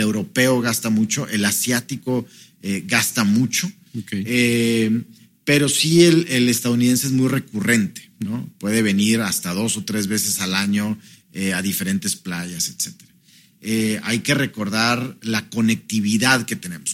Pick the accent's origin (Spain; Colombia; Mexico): Mexico; nosotros como mexicanos